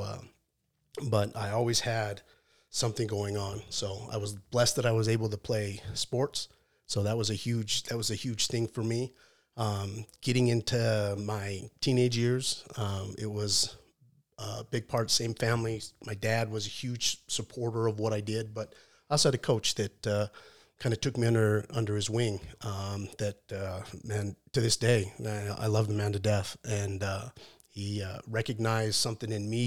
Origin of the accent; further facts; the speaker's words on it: Salt Lake City, Utah, United States; I grew up in Salt Lake City